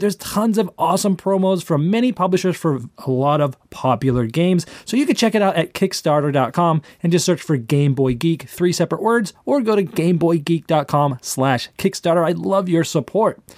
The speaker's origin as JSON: {"language": "English", "town": "Boston", "region": "Massachusetts", "country": "United States", "moved": "yes", "said": "I'm actually originally from Boston"}